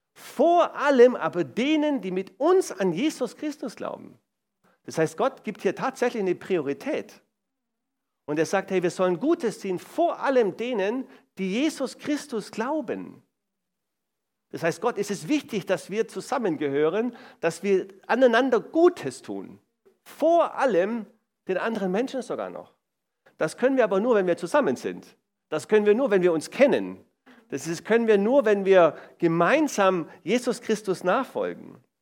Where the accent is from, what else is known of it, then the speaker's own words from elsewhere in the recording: Swabia, Baden-Württemberg, Germany; ich komme aus dem Schwaberländle